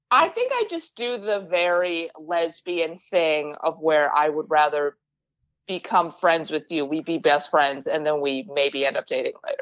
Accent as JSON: {"language": "English", "town": "Westmont", "region": "Illinois", "country": "United States", "tie": "born or raised there", "moved": "as an adult", "lives_now": "Los Angeles, United States", "said": "grew up in, like, Westmont"}